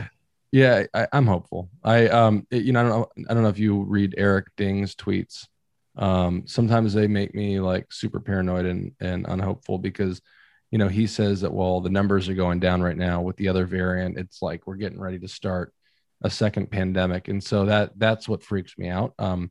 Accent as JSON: {"language": "English", "town": "Arlington", "region": "Virginia", "country": "United States", "tie": "born or raised there", "said": "I grew up in Arlington, and we used to have an Errol's that then became a Blockbuster."}